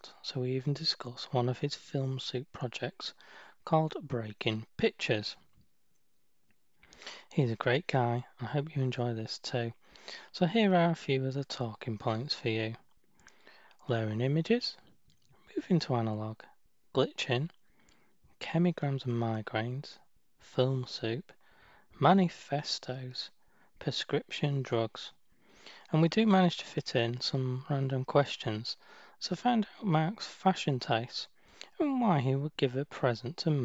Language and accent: English; United Kingdom; moved away; my home country, the UK